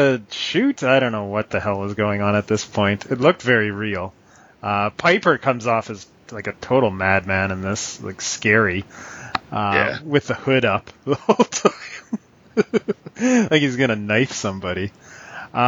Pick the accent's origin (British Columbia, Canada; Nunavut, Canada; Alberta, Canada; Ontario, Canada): Alberta, Canada; Calgary; I'm from Calgary